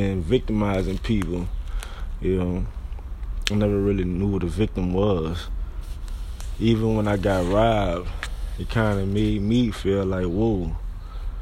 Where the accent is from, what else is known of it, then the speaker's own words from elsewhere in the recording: New Orleans, Louisiana, United States; I'm coming from the Seventh Ward, New Orleans